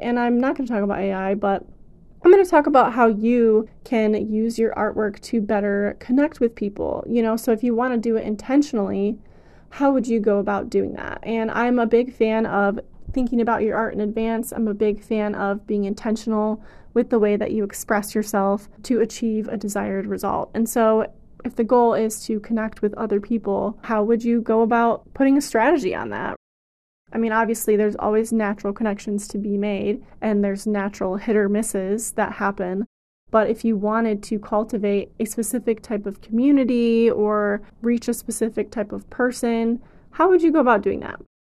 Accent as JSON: {"language": "English", "region": "Michigan", "country": "United States", "tie": "born or raised there", "moved": "yes", "said": "It's really nice to be in my hometown for a while"}